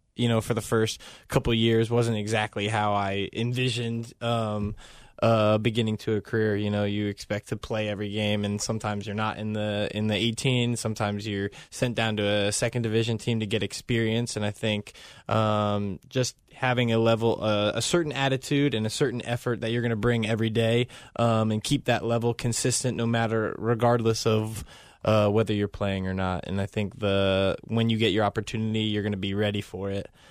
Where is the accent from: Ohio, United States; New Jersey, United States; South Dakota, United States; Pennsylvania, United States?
Ohio, United States; Cincinnati; born or raised there; moved away as an adult; also born or lived in Toronto